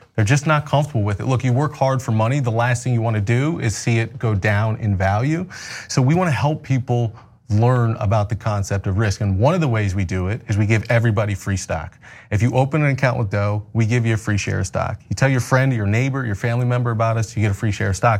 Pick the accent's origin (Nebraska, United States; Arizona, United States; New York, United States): Nebraska, United States; Omaha; also born or lived in Battle Creek, Michigan; I grew up in Omaha, Nebraska